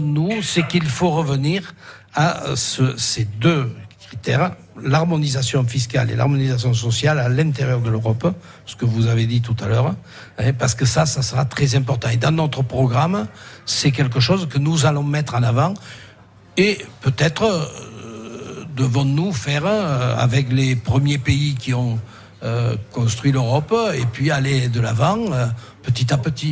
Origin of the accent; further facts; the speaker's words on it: Bourg-Madame, Occitania, France; nous, à Bourg-Madame, moi je suis de Bourg-Madame